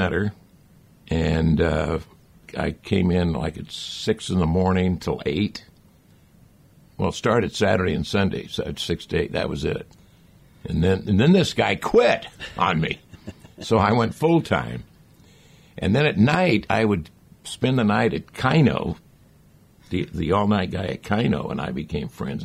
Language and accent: English; Fresno, California, United States; also born or lived in San Diego; I grew up in Fresno.